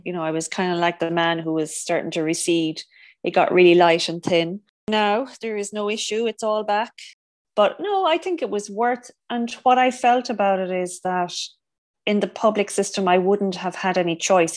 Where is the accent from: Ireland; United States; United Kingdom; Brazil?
Ireland; also born or lived in Cork; So I'm from Ireland. I live in Cork, which is down in the south.